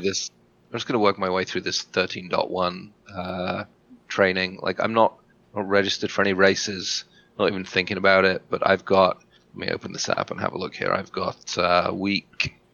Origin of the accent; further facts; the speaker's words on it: England, United Kingdom; moved away; I get a week in England to see my family